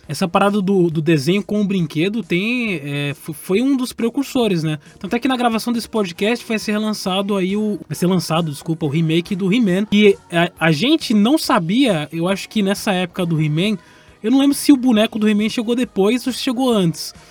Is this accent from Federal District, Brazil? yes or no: no; São Paulo, Brazil; Eu cresci em São Paulo